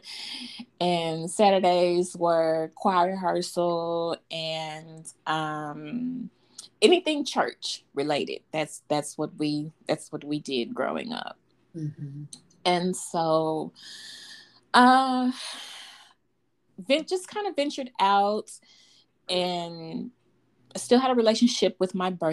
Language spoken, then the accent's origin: English; Fort Worth, Texas, United States; I was born and raised in Fort Worth, Texas. Mm-hmm. I've never lived anywhere else